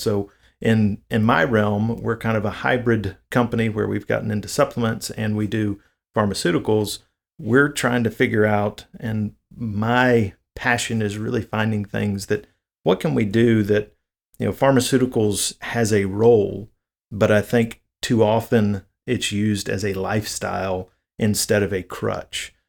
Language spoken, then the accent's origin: English; the South, United States; I'm from the South, so diabetes is a huge issue here in the South